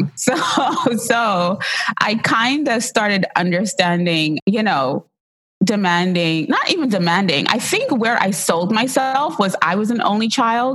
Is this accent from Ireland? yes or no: no; Trinidad & Tobago; as a really young kid growing up, I would be sitting at her feet and she had like a little market and she would provide food and goods for the villagers because I was born in Trinidad and Tobago